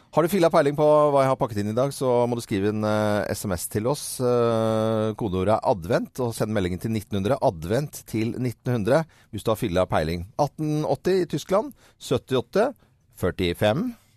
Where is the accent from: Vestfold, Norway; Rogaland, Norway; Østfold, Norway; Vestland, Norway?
Vestland, Norway; Voss; jeg er jo vossing